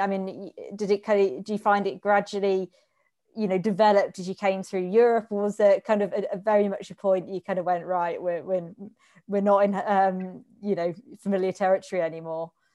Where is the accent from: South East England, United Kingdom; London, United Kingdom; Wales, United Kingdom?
South East England, United Kingdom; Reading; I grew up in Reading as well